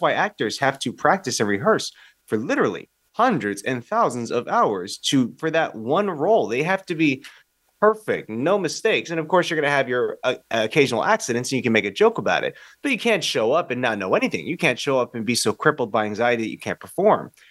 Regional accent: United States; I'm as American as it

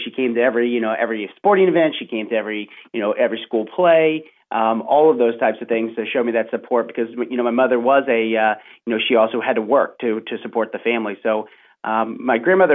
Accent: Milford, Ohio, United States; I grew up in Milford, Ohio, which is a little suburb outside of Cincinnati

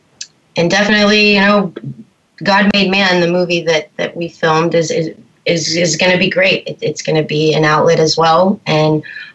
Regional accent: Texas, United States; I grew up in Texas, born and raised, and very Southern Baptist family.

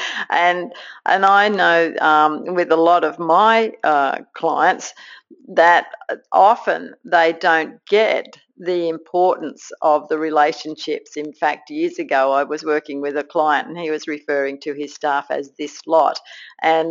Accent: Australia; accent: Aussie; with my Aussie accent

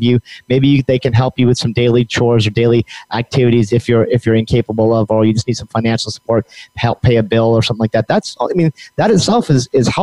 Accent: New Mexico, United States; I'm from New Mexico

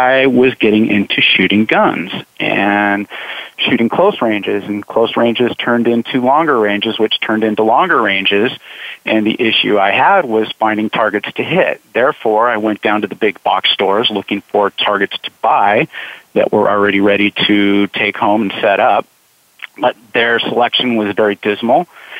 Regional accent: Southern California, United States; now in Idaho, United States; I grew up in Southern California.

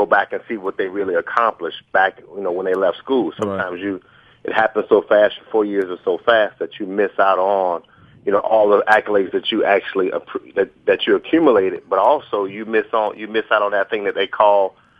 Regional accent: Fort Lauderdale, Florida, United States; moved away as an adult; also born or lived in Auburn, Alabama; I'm from Fort Lauderdale, Florida. I was born and raised there. I lived there 17 years before I ever went to Auburn University.

